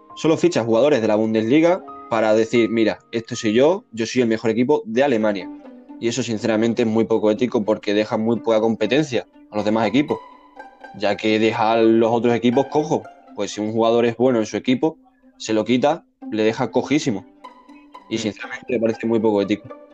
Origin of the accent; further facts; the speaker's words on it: Spain; somos españoles